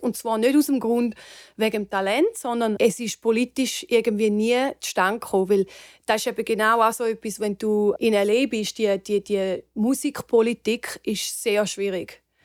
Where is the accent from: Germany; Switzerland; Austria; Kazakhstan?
Switzerland; near St. Gallen; moved away as an adult; now in Los Angeles, United States; Also ich bin in der Nähe von St. Gallen aufgewachsen